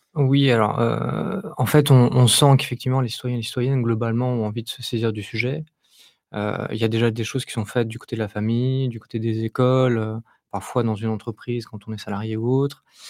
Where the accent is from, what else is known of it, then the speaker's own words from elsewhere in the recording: Île-de-France, France; je suis de l'Île-de-France, donc j'ai baigné dans, le foot euh, populaire dans mon enfance